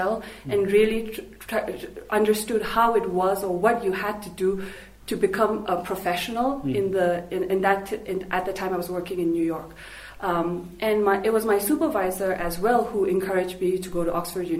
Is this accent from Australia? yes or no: no; Thimphu, Bhutan; also born or lived in United States; So I was raised in Thimphu. I was born here, I grew up here.